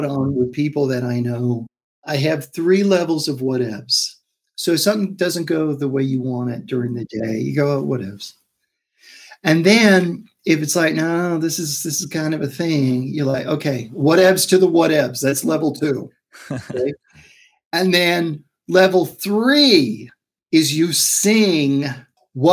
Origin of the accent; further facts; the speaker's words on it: New York City, New York, United States; moved away as an adult; also born or lived in Brooklyn, New York / Manhattan, New York; now in West Coast, United States; I was born in Brooklyn, raised in Queens.